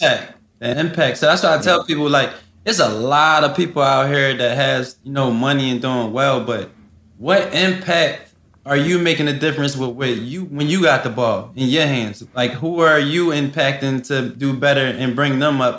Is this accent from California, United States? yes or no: no; Philadelphia, Pennsylvania, United States; I come from West Philly. I didn't see so much stuff in my life growing up.